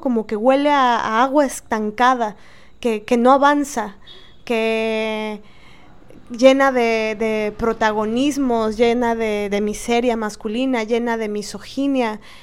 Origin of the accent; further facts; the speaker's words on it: Mexico; como mexicanas, y cada una desde el país que se encuentre